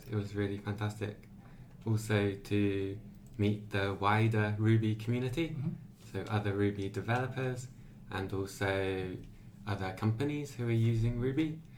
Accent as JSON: {"language": "English", "region": "England", "country": "United Kingdom", "moved": "yes", "lives_now": "Japan", "said": "イギリスから来ました。Uh … I'm from England."}